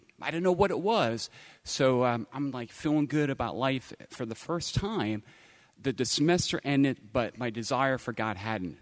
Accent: Langhorne-Newtown area, Pennsylvania, United States; I grew up in the Langhorne-Newtown area

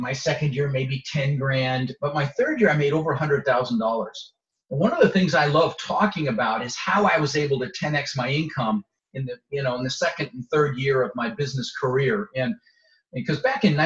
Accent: Denver, Colorado, United States; also born or lived in Netherlands; So I immigrated to this country when I was 6 years old. I was born in Holland in the Netherlands, and I immigrated with my mother, Zvancha, my brother, Albert, and we ended up in Denver, Colorado, where I lived for 30 years

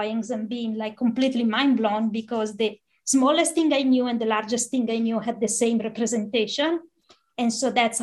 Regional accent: San Pellegrino Terme, Lombardy, Italy; now in United States; I grew up in the town of San Pellegrino, which is the same place as the sparkling water. It's a small town of 5,000 people in northern Italy

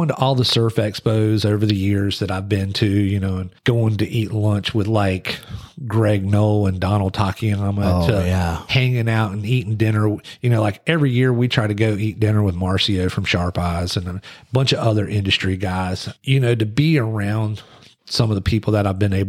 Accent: Wilmington, North Carolina, United States; I'm from Wilmington

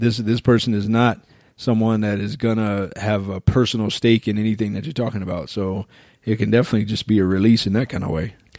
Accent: United States; especially as American guys

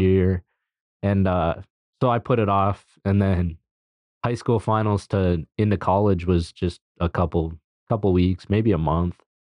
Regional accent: Dickinson, North Dakota, United States; moved away as an adult; I'm from Dickinson

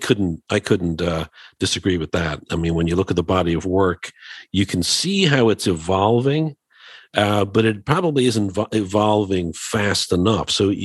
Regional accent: Dublin, Leinster, Ireland; And you know, we're both, as some may know, we're both from Dublin, Ireland.

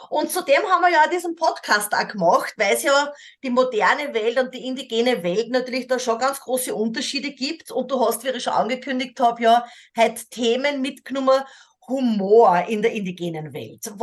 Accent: Austria; born there; Ich kenne das mhm. natürlich als gebürtige Österreicherinnen auch, also dieser, dieser Sarkasmus, diese Ironie.

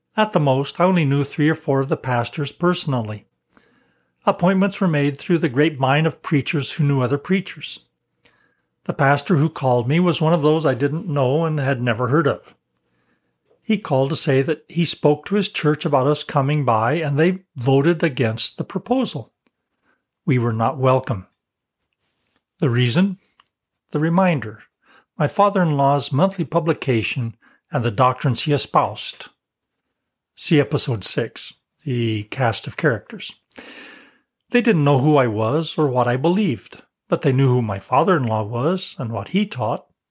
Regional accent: Colorado, United States; I was an outsider from Colorado with family ties in Arkansas.

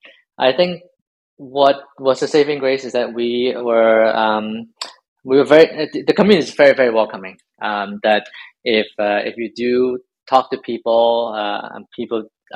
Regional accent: Hong Kong; moved away; I'm from Hong Kong originally.

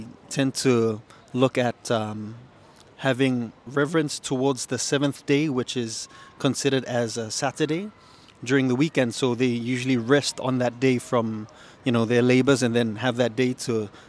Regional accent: Papua New Guinea; I am actually from Papua New Guinea, which is just north of Australia

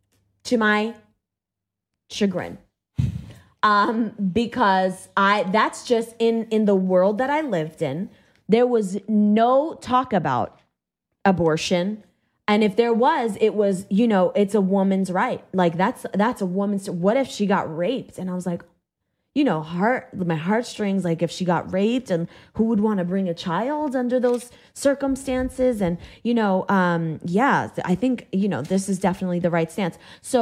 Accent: Massachusetts, United States; I went to public school because I was raised in Massachusetts, as liberal as it gets.

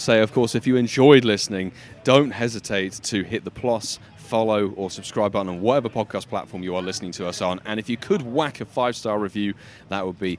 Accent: United Kingdom; We're British. We're bad at this.

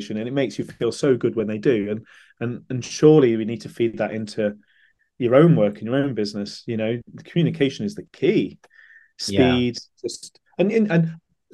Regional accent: Stamford, East Midlands, United Kingdom; Stamford, which so happens to be my hometown

